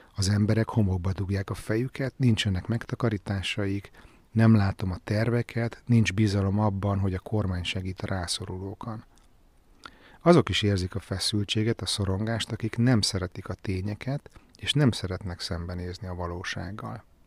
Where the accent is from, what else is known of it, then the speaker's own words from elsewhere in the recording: Budapest, Hungary; én örök Pesti vagyok